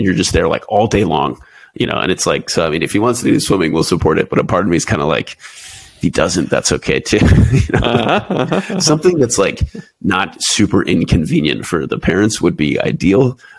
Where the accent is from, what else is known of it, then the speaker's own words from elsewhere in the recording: Houston, Texas, United States; moved away as an adult; also born or lived in Pensacola, Florida / Lemoore, California / Japan; now in San Diego, United States; because I grew up in Texas, we're wrestling, like, I didn't know anyone that wrestled. It just wasn't a thing where in Houston, at least.